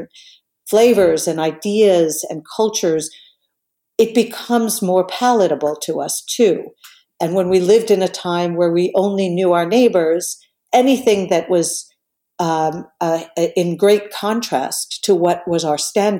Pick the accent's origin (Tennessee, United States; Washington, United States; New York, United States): New York, United States; I came from New York, but I came from a very multicultural European background